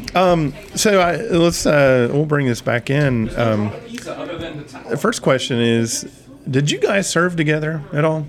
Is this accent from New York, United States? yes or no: no; Huntington, West Virginia, United States; Growing up in Huntington